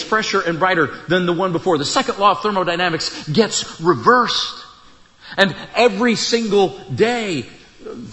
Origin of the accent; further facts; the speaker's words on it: Iowa, United States; I grew up in Iowa, out in the country. I'm a country kid, rural